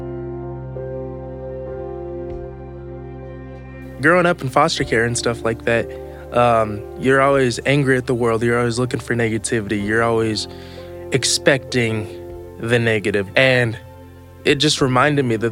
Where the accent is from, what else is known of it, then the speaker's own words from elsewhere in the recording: United States; also born or lived in Brazil; And I was flown to the U.S.